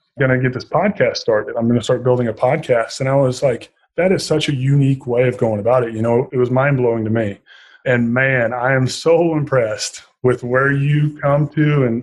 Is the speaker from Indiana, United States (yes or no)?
yes; Southern Indiana, United States; moved away as an adult; I was born and raised in Southern Indiana, and I'm very fond of my people back home and very proud Hoosier